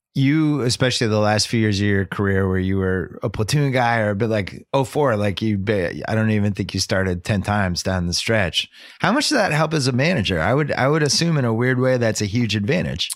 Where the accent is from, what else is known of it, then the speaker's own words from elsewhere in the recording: Boston, Massachusetts, United States; accent: Boston; my Boston accent